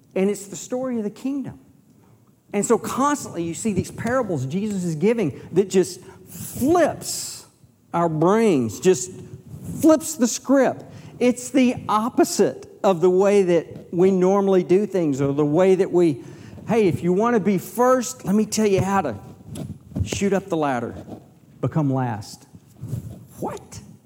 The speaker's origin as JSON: {"language": "English", "region": "Texas", "country": "United States", "said": "I'm from Texas"}